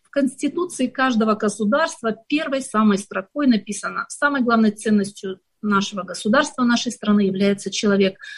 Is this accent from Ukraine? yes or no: yes; Ukraine; also born or lived in Kazakhstan; я родилась в Казахстане. И я хочу сказать, что эти страны а, обе родные для меня, потому что все мое детство я проводила в Украине